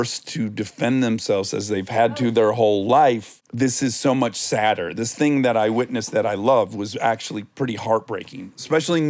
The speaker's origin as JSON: {"language": "English", "town": "Detroit", "region": "Michigan", "country": "United States", "tie": "born or raised there", "moved": "yes", "lives_now": "Los Angeles, United States", "said": "I'm from Detroit, 88, 89 Pistons. That was our thing"}